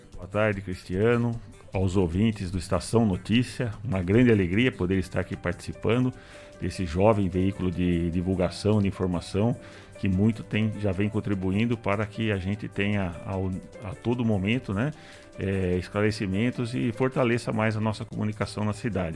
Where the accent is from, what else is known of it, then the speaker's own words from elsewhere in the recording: Botucatu, São Paulo, Brazil; moved away as an adult; minha terra que eu tanto amo